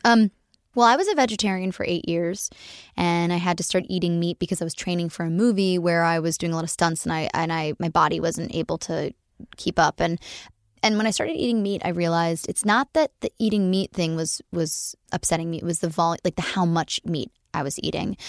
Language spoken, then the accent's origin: English; Los Angeles, California, United States; accent: Valley Girl; I'm from, born and raised in the Valley, and I do my best to hide that accent